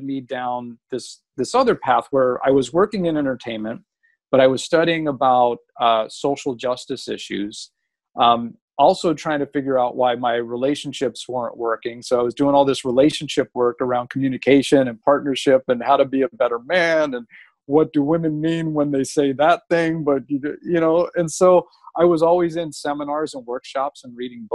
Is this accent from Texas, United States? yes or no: no; Los Angeles, California, United States; I grew up in Los Angeles